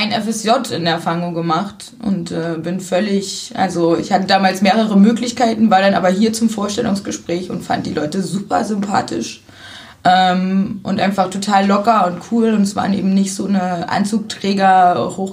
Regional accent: Zwickau, Saxony, Germany; now in Cottbus, Germany; Ich komme ursprünglich aus Sachsen.

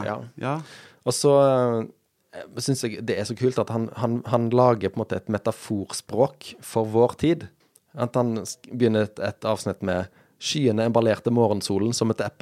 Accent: Sweden; now in Stavanger, Norway; Ja, jeg er svensk.

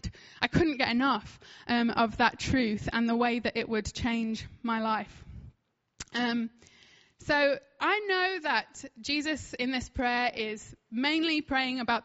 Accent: United Kingdom; I'm like British

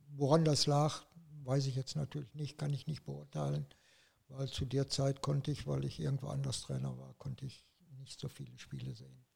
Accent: Radevormwald, North Rhine-Westphalia, Germany; also born or lived in Wuppertal; now in Saarbrücken, Germany; Ich bin in Radevormwald aufgewachsen, ungefähr 50 Kilometer vom Wuppertal entfernt

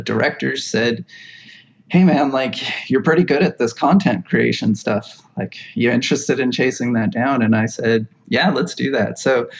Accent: Hawaii, United States; also born or lived in Oregon / Pacific Northwest; now in Midwest, United States; I grew up in Hawaii

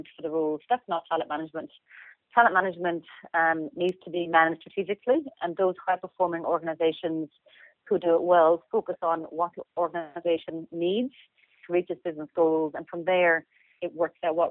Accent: Limerick, Munster, Ireland; moved away as an adult; also born or lived in Dublin / Australia; I'm originally from Limerick

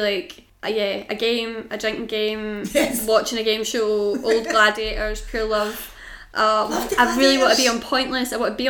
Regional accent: United Kingdom

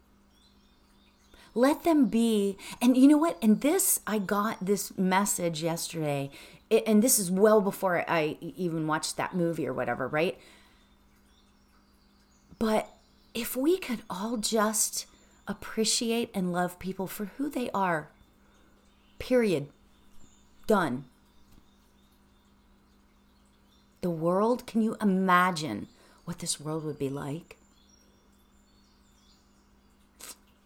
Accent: Pittsburgh, Pennsylvania, United States; now in Los Angeles, United States; I grew up in Pittsburgh

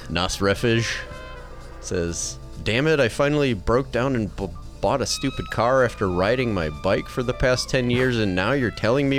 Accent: Midwest, United States; I am from the Midwest, after all.

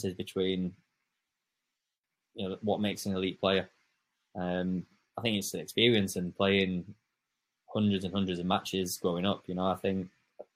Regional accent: England, United Kingdom; an English coach

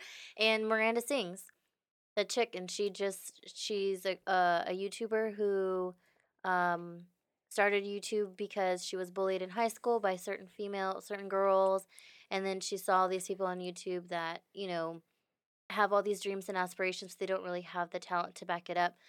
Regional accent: Houston, Texas, United States; I'm from Houston, born and raised

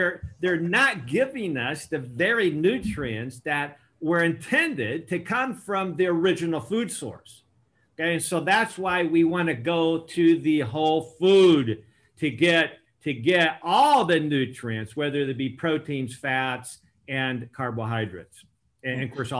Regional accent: Temuco, Araucanía, Chile; also born or lived in Argentina / Uruguay; Actually, I was born in Chile, Temuco, Chile, via one of these volcano-like beautiful mountains that I've climbed into more recently. But my parents were Christian missionaries in South America. So I had a privilege of growing up in Chile, Argentina, Uruguay

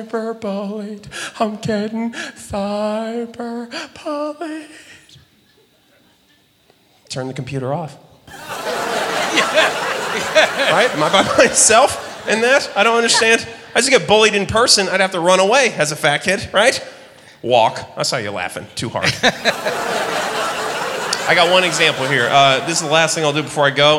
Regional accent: Denver, Colorado, United States; I'm from Denver

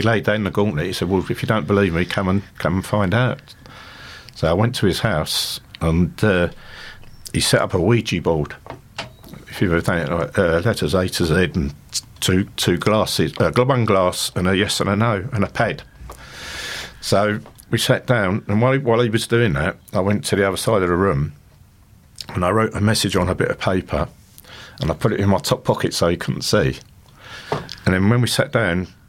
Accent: London, United Kingdom; moved away as an adult; also born or lived in Hornchurch, Essex; I'm one of nine children. We grew up in Hackney in East London in a three-bedroom council flat

